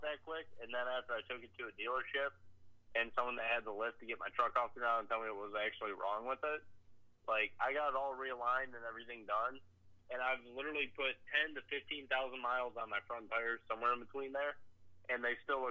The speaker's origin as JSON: {"language": "English", "region": "Michigan", "country": "United States", "moved": "yes", "lives_now": "North Carolina, United States", "said": "I'm from Michigan"}